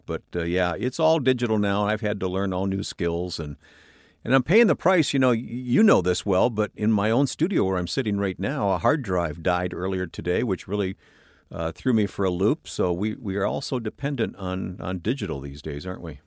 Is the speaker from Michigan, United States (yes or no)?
yes; north of Pontiac, Michigan, United States; I grew up in an old, ramshackle old farmhouse in Michigan in the countryside north of Detroit, north of Pontiac, Michigan.